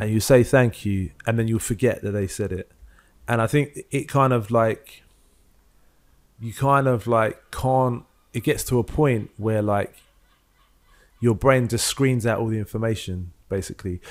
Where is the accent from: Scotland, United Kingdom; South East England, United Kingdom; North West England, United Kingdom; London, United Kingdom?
London, United Kingdom; growing up in London